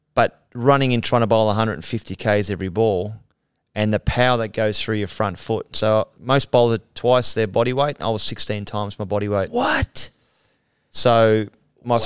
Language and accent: English; Mount Warrigal, New South Wales, Australia; I'm a guy from Mount Warrigal